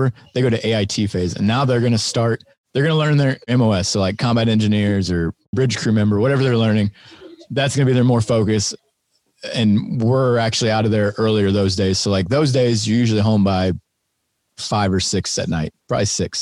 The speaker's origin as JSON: {"language": "English", "town": "Greenville", "region": "Illinois", "country": "United States", "tie": "born or raised there", "said": "I'm from Greenville"}